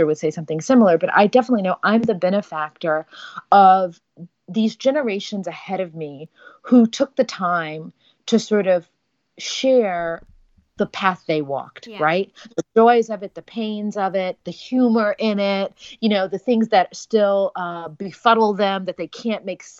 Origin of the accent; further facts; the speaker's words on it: Texas, United States; moved away; our identity, you know, as a Texan